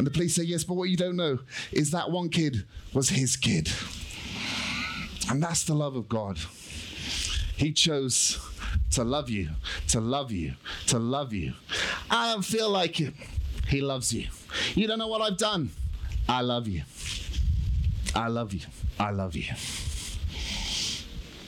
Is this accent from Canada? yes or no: no; United Kingdom; I'm British